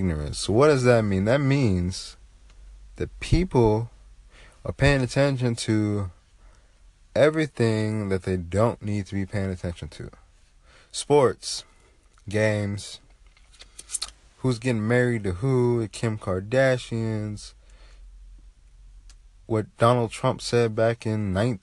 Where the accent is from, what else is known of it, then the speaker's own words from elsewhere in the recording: United States; growing up in America, we learn that propaganda sells quickly.